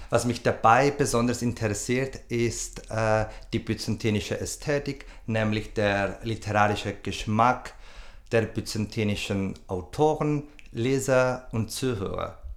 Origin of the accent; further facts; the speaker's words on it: Cyprus; moved away as an adult; now in Vienna, Austria; Ich komme aus Zypern, wo ich mein Bachelorstudium abgeschlossen habe. Seit ähm, zwei, äh, 2012 bin ich, wohne und arbeite ich in Wien.